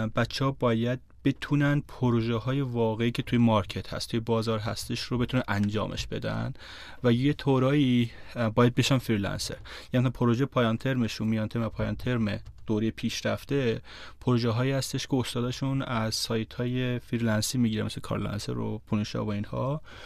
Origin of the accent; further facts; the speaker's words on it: Iran; من تو روستا بزرگ شدم